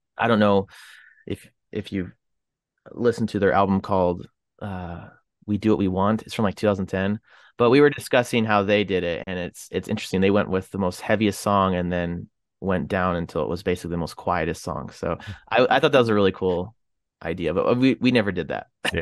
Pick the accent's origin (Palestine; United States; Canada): Canada; I'm from Canada